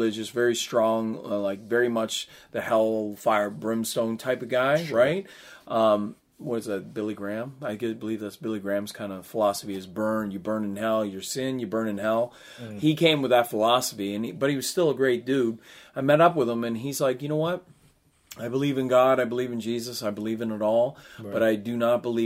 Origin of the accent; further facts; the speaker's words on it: Canada; this is my country and I'm Canadian